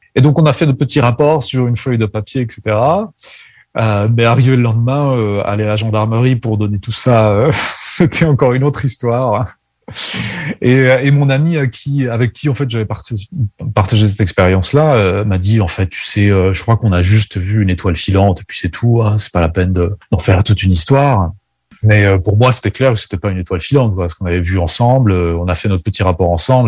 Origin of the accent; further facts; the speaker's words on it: Burgundy, Bourgogne-Franche-Comté, France; Je suis né en France. Je suis né en Bourgogne, plus exactement.